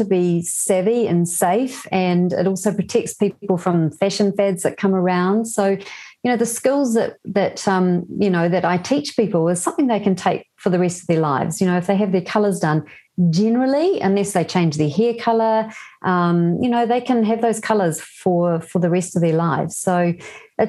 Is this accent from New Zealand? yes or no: yes; New Zealand; also born or lived in Germany / Belgium; So I was born in New Zealand, but I lived in Europe twice.